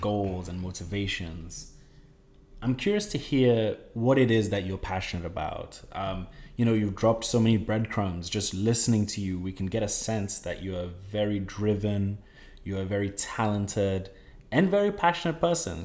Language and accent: English; Ghana; growing up in Ghana